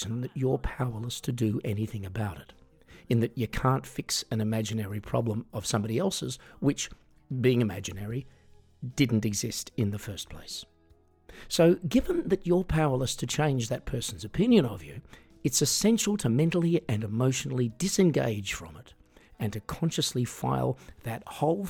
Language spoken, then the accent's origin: English; Australia; moved away as an adult; now in Europe